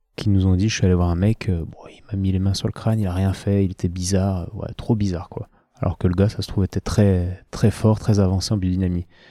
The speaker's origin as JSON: {"language": "French", "town": "Lyon", "region": "Auvergne-Rhône-Alpes", "country": "France", "said": "je viens de Lyon"}